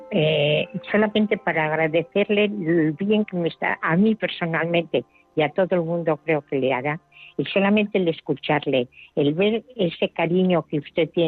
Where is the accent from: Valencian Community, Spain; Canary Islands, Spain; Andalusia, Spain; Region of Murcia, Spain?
Region of Murcia, Spain; Murcia; Soy de Murcia, pero soy eh, estoy en la parroquia de Santa Cruz.